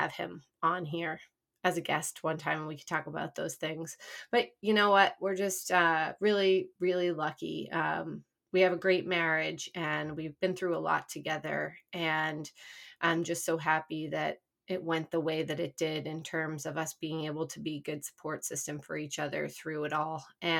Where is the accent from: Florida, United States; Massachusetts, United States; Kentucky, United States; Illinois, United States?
Massachusetts, United States; now in New York, United States; I'm from Massachusetts originally.